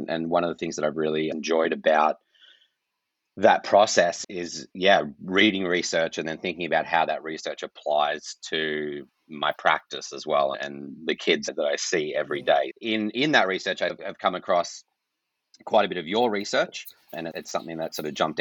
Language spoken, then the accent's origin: English; Australia; now in Canada; I grew up in Australia, which I think is very similar to Canada, where I am now